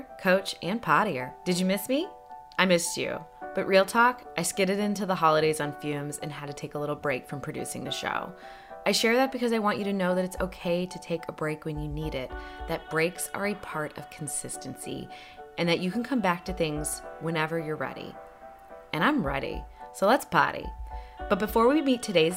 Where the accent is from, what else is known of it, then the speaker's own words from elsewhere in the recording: Missouri, United States; I'm from Missouri